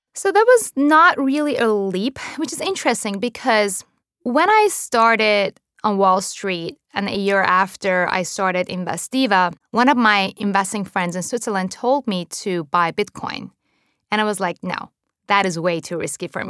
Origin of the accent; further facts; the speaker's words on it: Iran; also born or lived in Japan; now in United States; I was born and raised in Iran to a Jewish family during the Iran Iraq War